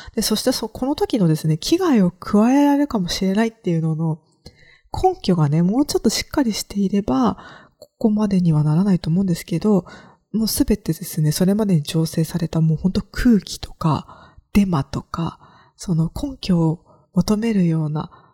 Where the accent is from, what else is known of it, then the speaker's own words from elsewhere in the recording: Kagoshima, Japan; accent: Kagoshima dialect; moved away as an adult; 鹿児島で生まれ育って、みんなが鹿児島弁を喋ってる時に